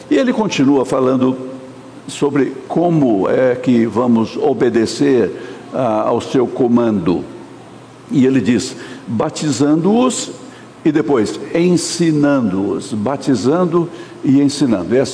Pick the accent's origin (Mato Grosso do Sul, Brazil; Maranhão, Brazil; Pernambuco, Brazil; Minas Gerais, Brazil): Minas Gerais, Brazil; E por isso eu nasci nas Minas Gerais. É por isso que eu costumo dizer que não foi minha culpa. Eu sou mineiro, mas a culpa não foi minha.